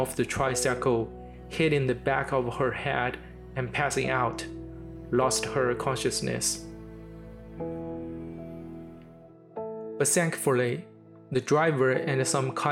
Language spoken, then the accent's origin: English; Shanghai, China; my hometown, Shanghai